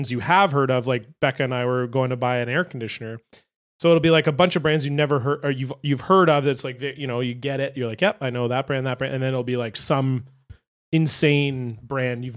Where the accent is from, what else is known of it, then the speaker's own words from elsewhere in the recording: Ontario, Canada; I grew up in Ontario